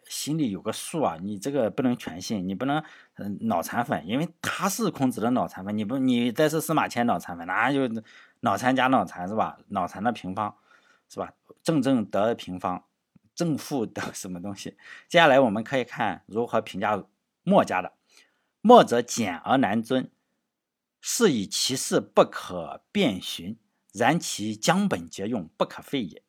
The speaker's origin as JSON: {"language": "Chinese", "region": "Shandong", "country": "China", "said": "作为山东人的话"}